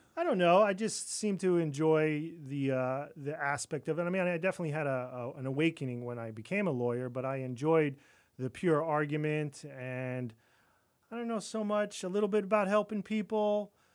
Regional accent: Roslyn Heights, New York, United States; moved away; I grew up on Long Island

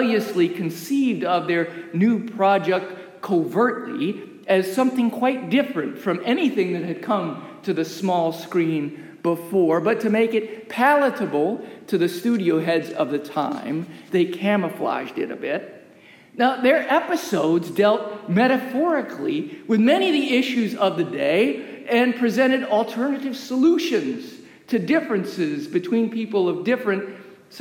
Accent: United States; As an American

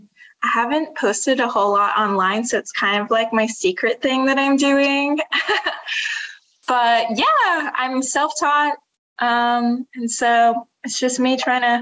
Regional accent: Utah, United States; moved away as an adult; now in New York City, United States; I'm originally from Utah, but I've been in New York now for 2 years

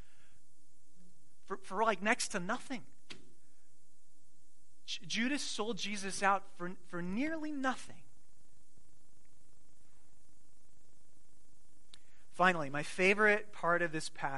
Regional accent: Arizona, United States; I grew up in Arizona

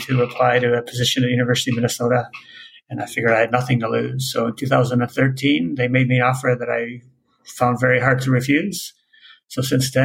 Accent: Netherlands; now in Canada; I'm originally actually from Holland, went to vet school in Canada

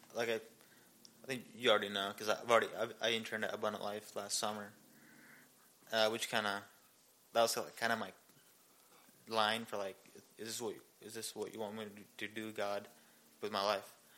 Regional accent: India; moved away as an adult; also born or lived in Seoul, South Korea / Ankeny, Iowa; now in Belton, Missouri, United States; I grew up in India my whole life

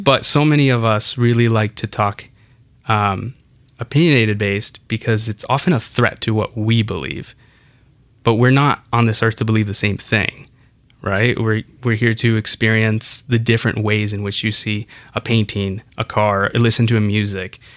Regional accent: Kansas City, Kansas, United States; English is a second language; also born or lived in Santa Ana; Growing up in Santa Ana, in Kansas City, in the suburbs of Kansas City

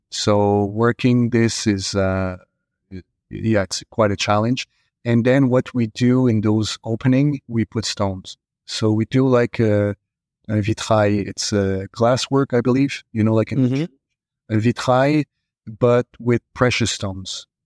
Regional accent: Montreal, Quebec, Canada; English is a second language; you know, I came from Montreal

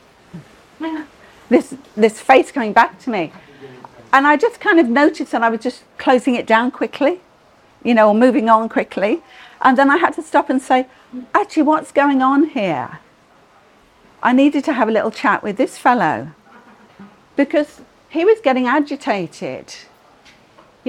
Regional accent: United Kingdom; we're all British

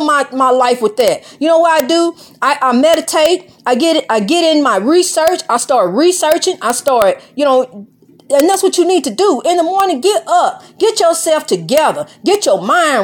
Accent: United States; I'm African American

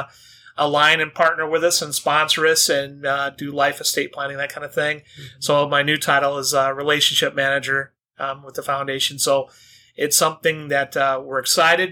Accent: Northwest Iowa, United States; I grew up in Northwest Iowa with a veteran

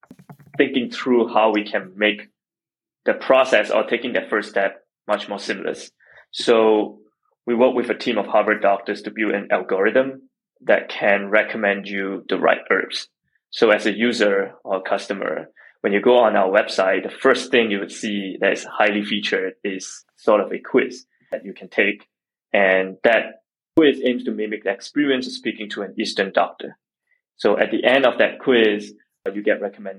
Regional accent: Singapore; moved away; I grew up in Singapore

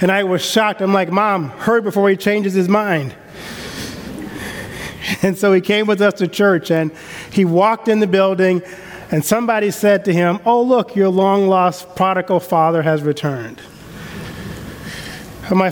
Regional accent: the South, United States; I grew up in the South, and we have a different system of honor and code down South and respect

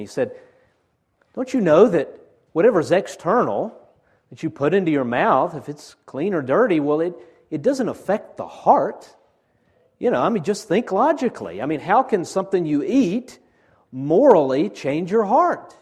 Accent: Chickamauga, Georgia, United States; I'm from Chickamauga

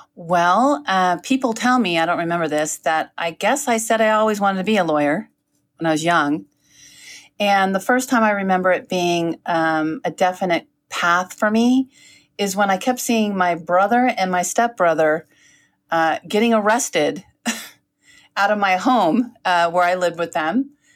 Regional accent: South San Francisco, California, United States; originally, I'm from South San Francisco. We called it South City

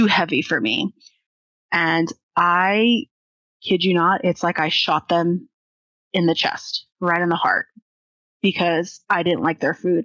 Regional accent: California, United States; we're from California. At least 4 or 5 generations.

